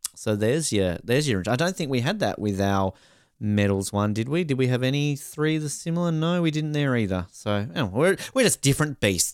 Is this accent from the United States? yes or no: no; Australia; being Australian